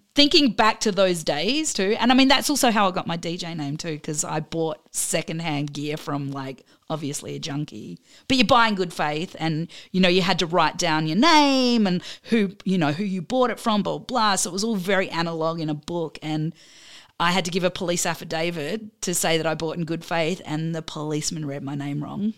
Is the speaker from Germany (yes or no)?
no; Adelaide, South Australia, Australia; moved away as an adult; now in Melbourne, Australia; I'm originally from Adelaide, and then I moved to Melbourne